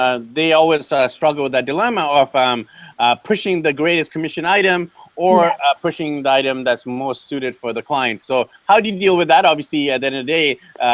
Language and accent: English; Vancouver, British Columbia, Canada; born and raised in Vancouver